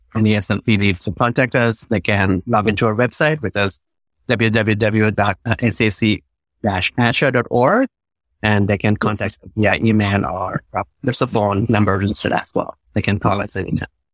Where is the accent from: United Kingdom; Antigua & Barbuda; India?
India; also born or lived in New York; now in Los Angeles, United States; I'm originally from India, a few years in New York, but I found home here in Los Angeles